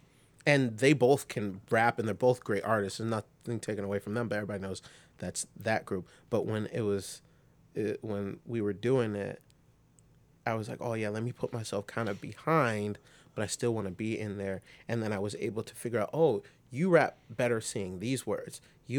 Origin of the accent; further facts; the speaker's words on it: New York City, New York, United States; born there; I'm from New York City, and that's where I was born, but I grew up here.